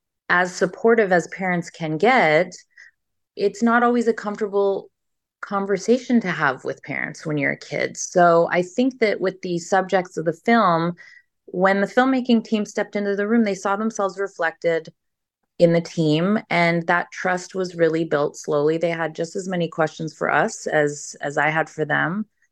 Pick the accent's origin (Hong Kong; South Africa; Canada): Canada; in addition to me being Canadian as well.